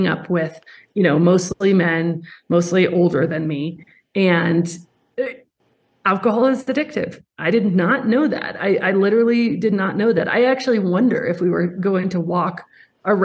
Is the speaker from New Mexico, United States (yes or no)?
no; Colorado, United States; I grew up in Colorado in the mountains